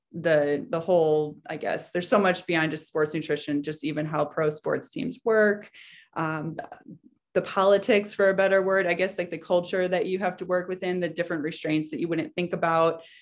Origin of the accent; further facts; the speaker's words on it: Chicago, Illinois, United States; also born or lived in Massachusetts; I grew up in Chicago, so I knew, that's home for me